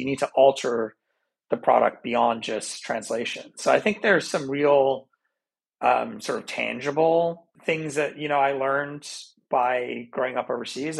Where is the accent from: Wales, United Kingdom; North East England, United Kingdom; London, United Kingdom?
London, United Kingdom; So, as an example, growing up in London, spending so much time in the UK